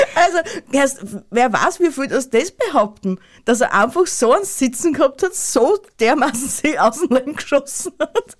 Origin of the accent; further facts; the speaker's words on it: Tyrol, Austria; bei uns in Tirol